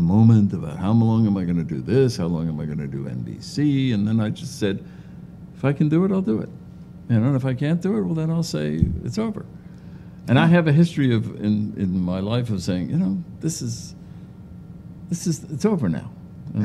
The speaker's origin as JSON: {"language": "English", "region": "New Jersey", "country": "United States", "said": "I'm from New Jersey"}